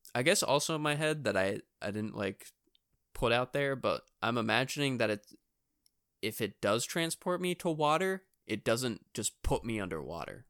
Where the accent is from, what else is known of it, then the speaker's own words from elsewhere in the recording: New Hampshire, United States; we're from New Hampshire